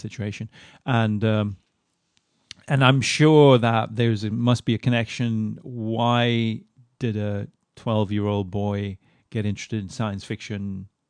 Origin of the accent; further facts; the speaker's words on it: Moscow, Russia; moved away; also born or lived in Sweden; I grew up in Moscow